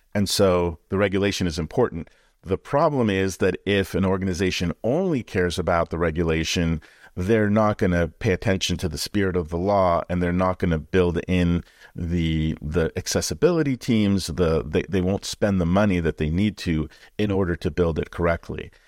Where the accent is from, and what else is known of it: Canada; born or raised there; moved away